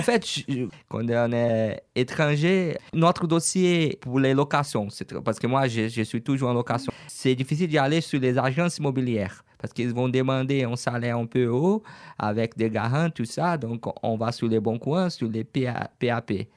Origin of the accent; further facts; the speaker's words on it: Franca, São Paulo, Brazil; French is a second language; now in France; je suis originaire d'une ville qui s'appelle Franca